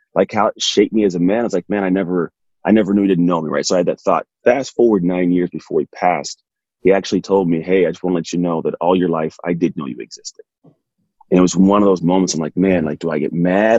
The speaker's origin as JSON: {"language": "English", "area": "East San Francisco Bay Area", "region": "California", "country": "United States", "tie": "born or raised there", "said": "I grew up in the East San Francisco Bay Area"}